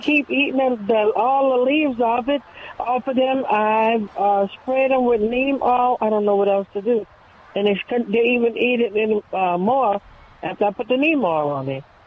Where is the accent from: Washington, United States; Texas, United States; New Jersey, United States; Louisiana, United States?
Louisiana, United States; New Orleans; we're from New Orleans